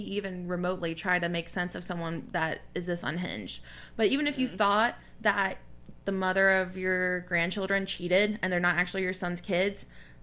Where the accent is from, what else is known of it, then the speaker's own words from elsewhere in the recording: the South, United States; growing up in the South, we have family that have beliefs that we don't necessarily agree